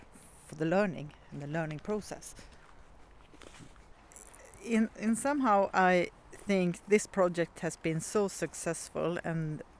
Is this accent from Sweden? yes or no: yes; Sweden; I am from Sweden, Linköping University.